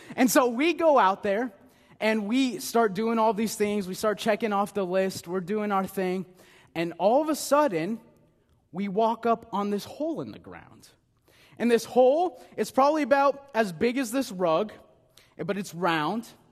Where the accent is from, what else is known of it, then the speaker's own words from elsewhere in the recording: Nebraska, United States; moved away; I am from Nebraska, the good life